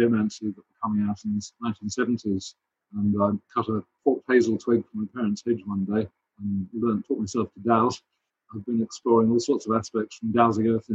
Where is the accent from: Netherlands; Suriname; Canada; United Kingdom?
United Kingdom; East Grinstead, South East England; I grew up in East Grinstead